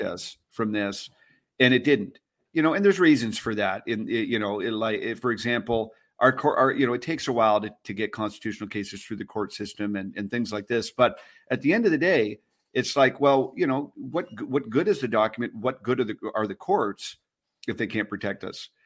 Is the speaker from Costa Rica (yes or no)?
no; Canada; I'm a Canadian citizen